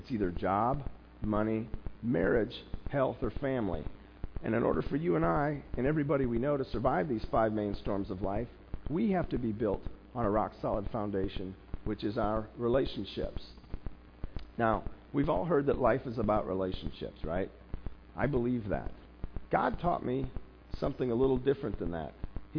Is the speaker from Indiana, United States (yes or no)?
yes; South Bend, Indiana, United States; As a kid, I grew up in South Bend. Because my parents moved around so often, I went to 8 different schools before college.